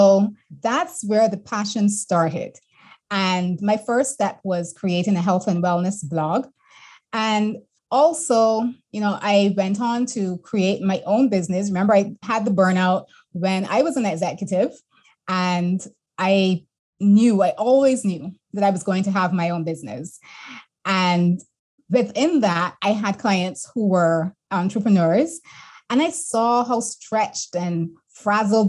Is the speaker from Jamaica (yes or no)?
no; Barbados; moved away as an adult; also born or lived in Boston / London / Canada; I'm born and bred in Barbados